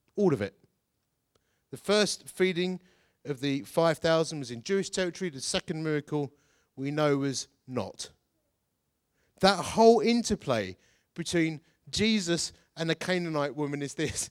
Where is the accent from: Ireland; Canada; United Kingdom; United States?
United Kingdom; Essex, East of England; I'm from Essex.